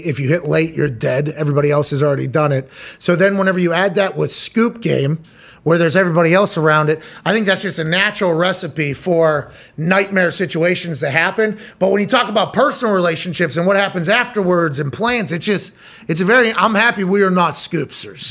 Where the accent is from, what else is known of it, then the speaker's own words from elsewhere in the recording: Pittsburgh, Pennsylvania, United States; also born or lived in West Virginia; now in Indianapolis, United States; Growing up in Pittsburgh